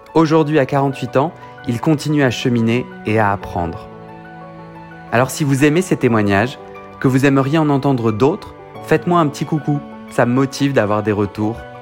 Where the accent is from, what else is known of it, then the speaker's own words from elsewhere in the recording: Versailles, Île-de-France, France; J'ai grandi à Versailles